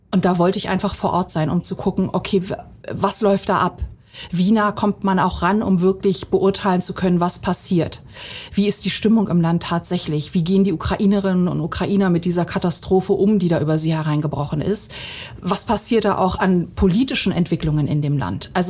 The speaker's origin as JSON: {"language": "German", "country": "Bosnia & Herzegovina", "lives_now": "Germany", "said": "zur damaligen Situation meiner Heimat Bosnien."}